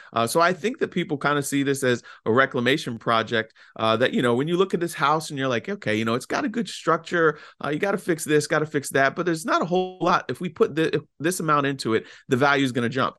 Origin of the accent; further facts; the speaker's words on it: Fauquier County, Virginia, United States; my hometown in Fauquier County